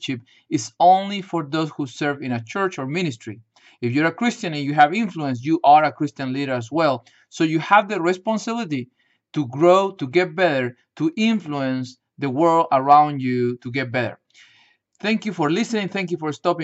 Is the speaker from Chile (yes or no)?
yes; Chile; moved away; I grew up in Chile, South America